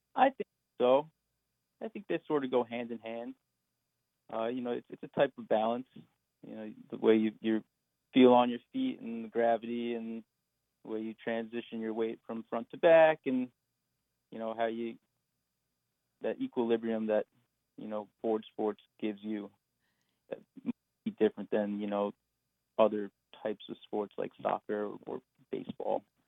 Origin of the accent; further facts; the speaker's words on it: Montauk, New York, United States; growing up on the East End as a kid